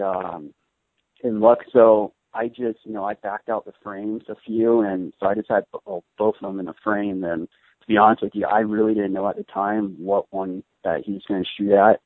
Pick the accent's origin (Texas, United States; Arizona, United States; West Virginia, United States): Arizona, United States; I grew up in Arizona